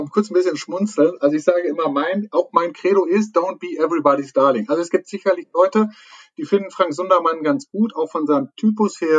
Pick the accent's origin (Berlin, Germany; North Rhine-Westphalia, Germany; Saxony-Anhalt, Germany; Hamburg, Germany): North Rhine-Westphalia, Germany; Also meistens fängt man ja so, so, so also wirklich bin ich Münsterländer, kein Hund, sondern Mensch